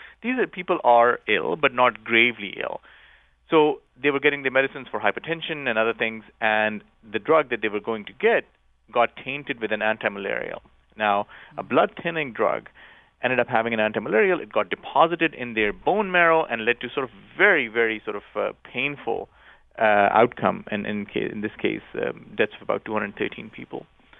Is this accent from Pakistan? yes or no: yes; Pakistan; I grew up in Pakistan, and just a few years ago, there was probably the worst public health tragedy in Pakistan